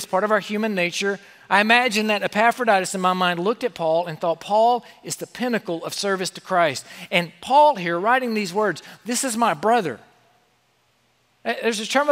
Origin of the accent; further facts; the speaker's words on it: South Carolina, United States; I grew up in South Carolina